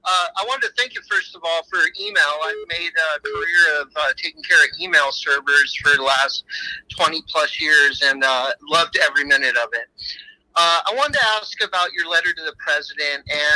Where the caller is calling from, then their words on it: Alaska, United States; I'm calling from Alaska.